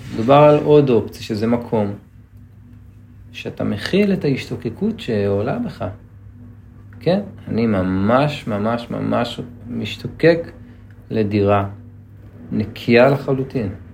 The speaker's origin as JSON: {"language": "Hebrew", "town": "Netanya", "region": "Central District", "country": "Israel", "tie": "born or raised there", "said": "בתור ילד שגדל בנתניה"}